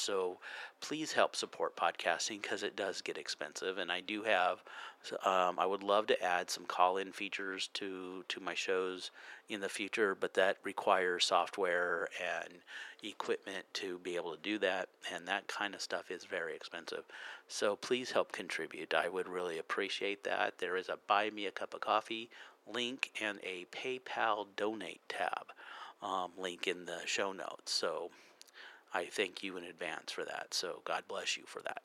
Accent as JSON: {"language": "English", "country": "United States", "said": "I'm American"}